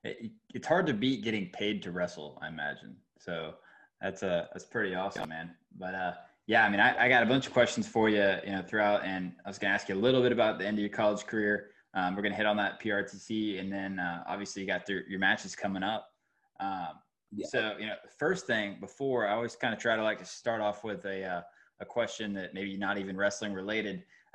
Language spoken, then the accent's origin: English; Georgia, United States; moved away as an adult; now in North Carolina, United States; I'm from Georgia. And so like, I'm a big Falcons fan. I went to the University of Georgia, and then I moved up here and I'm in North Carolina now.